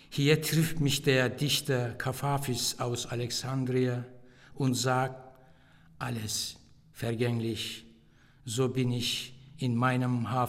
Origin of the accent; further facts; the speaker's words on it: Turkey; now in Germany; Kulturell bin ich äh, natürlich in der Türkei aufgewachsen aber kulturell lebe ich auch hier